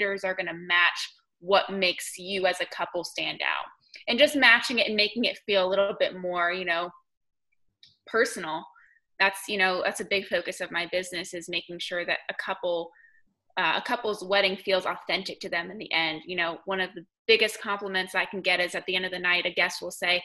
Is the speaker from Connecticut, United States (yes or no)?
yes; Connecticut, United States; accent: northern; moved away as an adult; now in Black Mountain, United States; I did not grow up here. I grew up in Connecticut. So I'm a long way from home.